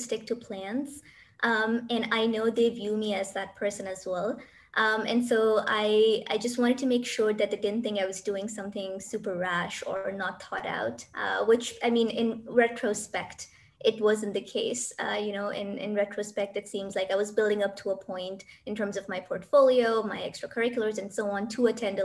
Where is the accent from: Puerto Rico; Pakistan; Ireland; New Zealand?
Pakistan; moved away as an adult; now in United Arab Emirates; Even though I'm from Pakistan, I'm currently in the UAE